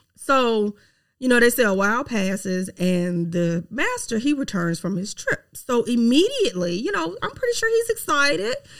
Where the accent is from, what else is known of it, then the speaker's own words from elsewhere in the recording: Mississippi, United States; accent: Southern twang; I am from Mississippi, okay? Yes, I have a Southern twang.